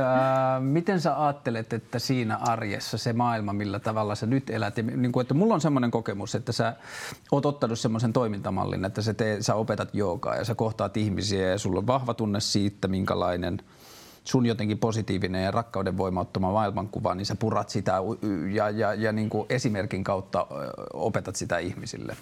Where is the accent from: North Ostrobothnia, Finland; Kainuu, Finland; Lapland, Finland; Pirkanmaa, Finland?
Lapland, Finland; Tornio; moved away; Mä oon myös kotoisin Torniosta, Kyläjoelta